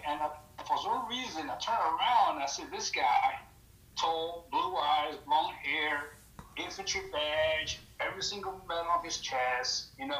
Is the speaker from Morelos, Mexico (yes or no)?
yes; Tepoztlán, Morelos, Mexico; first language Spanish; English is a second language; moved away; also born or lived in New York; So originally I'm from Mexico, a small little town up in the middle of nowhere. It's called Tepoztlán, Morelos.